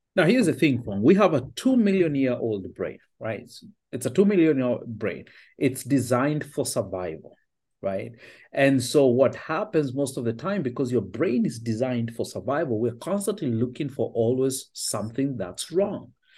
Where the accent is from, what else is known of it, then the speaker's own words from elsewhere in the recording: Kenya; also born or lived in Finland / Australia; now in United States; I was born and raised in Kenya